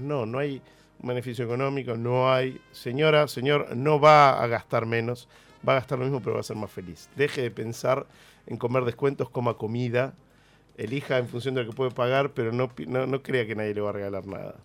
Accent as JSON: {"language": "Spanish", "country": "Argentina", "said": "nuestra identidad como argentinos"}